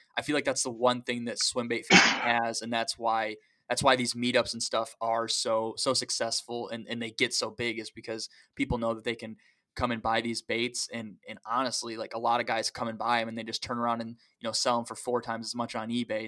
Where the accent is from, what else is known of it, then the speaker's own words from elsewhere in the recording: Tippy Dam, Manistee River, Michigan, United States; I grew up at Tippy Dam